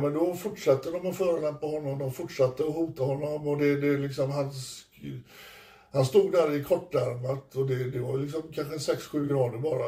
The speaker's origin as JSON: {"language": "Swedish", "country": "Sweden", "said": "jag är från Sverige"}